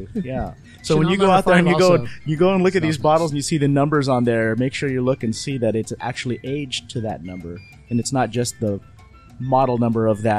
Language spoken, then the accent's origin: English; United States; accent: American; I'm saying it with my American accent.